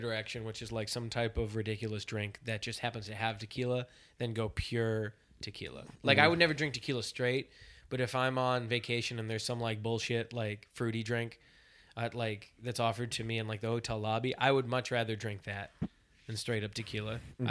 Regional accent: Boston, Massachusetts, United States; Like I came from Boston, and going out in Boston is good, but it's like it's a little bit more casual.

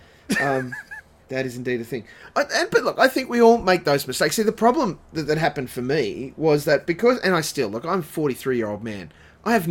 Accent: Dalby to the Sunshine Coast, Queensland, Australia; we moved from Dolby to the Sunshine Coast

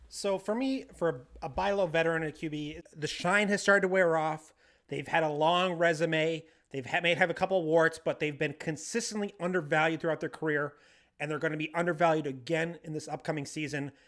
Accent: Bangor, Maine, United States; from Bangor, Maine, my hometown

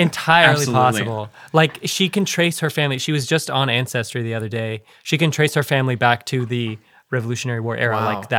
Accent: South Africa; I'm from South Africa

